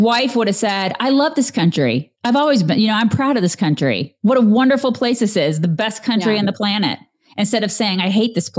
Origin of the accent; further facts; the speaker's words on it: Texas, United States; I can assure you, I am from Texas.